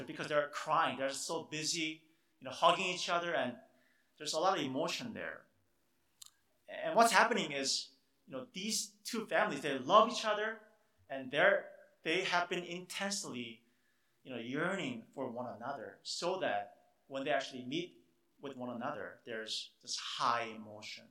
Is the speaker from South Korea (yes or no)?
yes; South Korea; moved away; I grew up in Korea